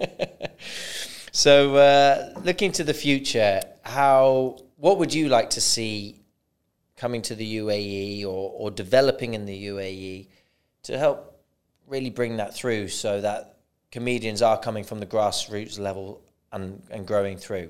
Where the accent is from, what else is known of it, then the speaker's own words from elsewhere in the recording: Bristol, South West England, United Kingdom; now in United Arab Emirates; "I'm from Bristol." And that's where I'm from now